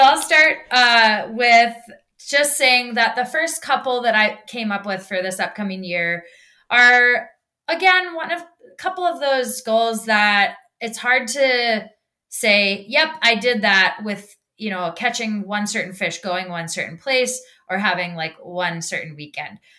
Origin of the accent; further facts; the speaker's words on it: Minnesota, United States; I'm from Minnesota.